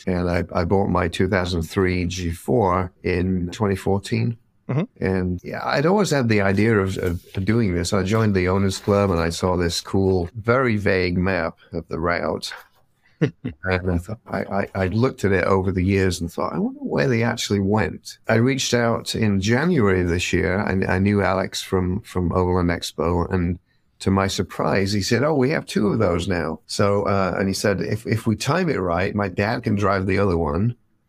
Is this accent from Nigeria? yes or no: no; Leeds, Yorkshire and the Humber, United Kingdom; moved away as an adult; also born or lived in London, United Kingdom; now in Los Angeles, United States; Well, I grew up in England, in the north, in Leeds. I moved to London and finally moved to LA in 84.